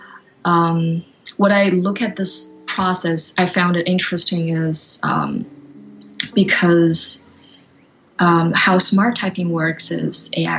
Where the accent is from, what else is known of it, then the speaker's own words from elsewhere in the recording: China; now in Canada; I'm originally from China, and I grew up by the ocean.